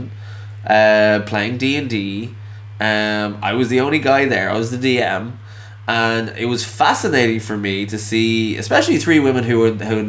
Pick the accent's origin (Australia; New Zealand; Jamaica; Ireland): Ireland; I'm an Irish man